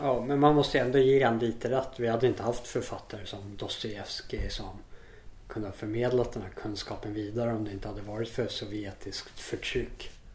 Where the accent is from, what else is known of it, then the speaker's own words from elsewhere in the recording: Sweden; moved away; also born or lived in South Africa; jag är hemma i Sverige igen